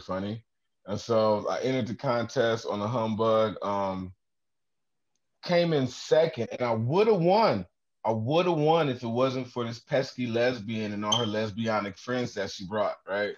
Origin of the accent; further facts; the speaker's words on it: Detroit, Michigan, United States; moved away as an adult; now in Toledo, United States; I'm originally from Detroit, but I live in Toledo now